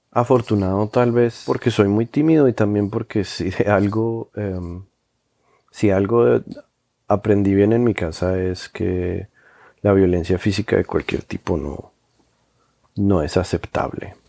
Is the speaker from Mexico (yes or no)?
no; Colombia; moved away as an adult; now in New York, United States; me fui a, de Colombia y, y llevo ya quince años viviendo en Nueva York